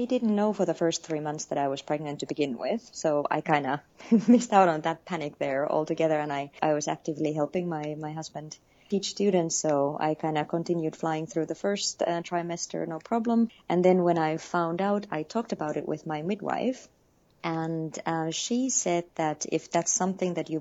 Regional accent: Finland; moved away as an adult; also born or lived in Nepal; I am born and raised in Finland, lived across the world actually for the past few years.

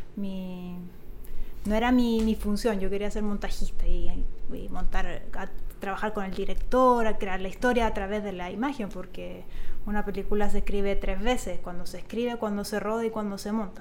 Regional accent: Chile; moved away as an adult; also born or lived in Italy (ancestry); now in Mexico; nací en Chile y mis abuelos pues son italianos

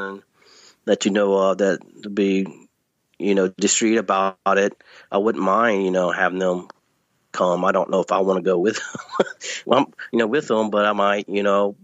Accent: Northeast Louisiana, United States; now in East Texas, United States; I grew up in Northeast Louisiana in a rural area

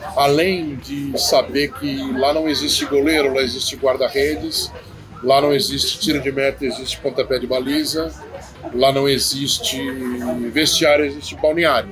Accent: São Paulo, Brazil; also born or lived in Mozambique; eu sou paulista

